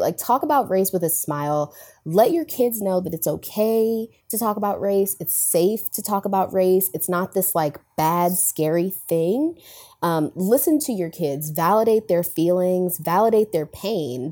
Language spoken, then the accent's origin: English; Delaware, United States; moved away as an adult; also born or lived in Tallahassee, Florida; I'm from Delaware